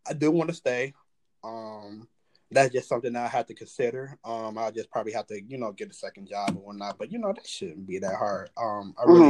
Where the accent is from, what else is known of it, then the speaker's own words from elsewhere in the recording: Detroit, Michigan, United States; now in Cleveland, United States; I'm from Detroit